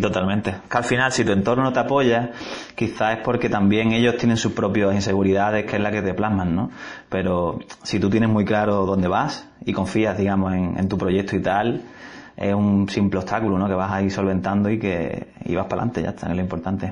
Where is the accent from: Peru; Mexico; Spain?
Spain; Algeciras, Andalusia; moved away; Soy de, de Algeciras, gaditano